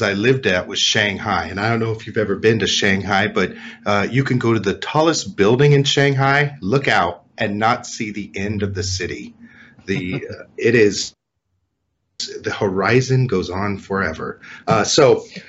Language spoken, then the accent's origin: English; California, United States; also born or lived in Colorado / China; I was born and raised here in California